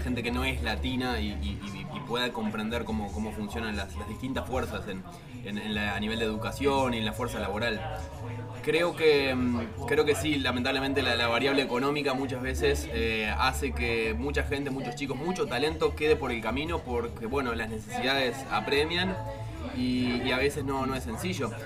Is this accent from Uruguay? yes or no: yes; Uruguay; yo soy de Uruguay, trabajo para Cloud Gaia en Argentina